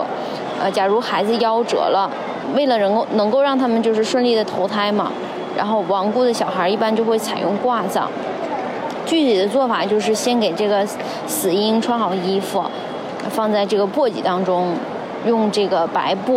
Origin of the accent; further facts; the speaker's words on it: Qinhuangdao, Hebei, China; now in Beijing, China; 然后我是在北京一家互联网公司做教研的。我的家乡是秦皇岛